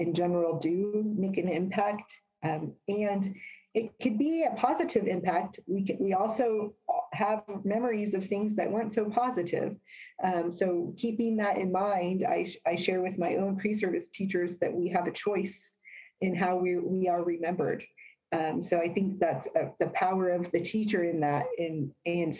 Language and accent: English; Indiana, United States; also born or lived in New Jersey; The majority of my childhood was here in Indiana